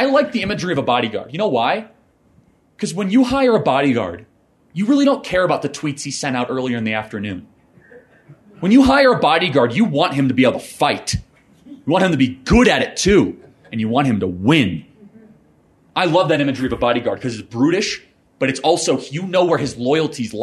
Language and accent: English; Northern Illinois, United States; I grew up in Northern Illinois.